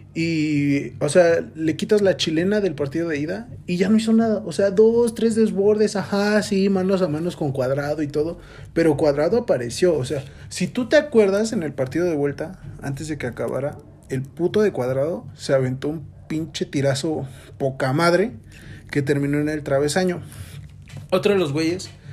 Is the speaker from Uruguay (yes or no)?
no; Mexico; yo soy mexicano